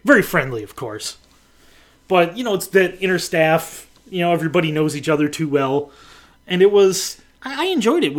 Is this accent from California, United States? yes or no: no; Buffalo, New York, United States; growing up in Buffalo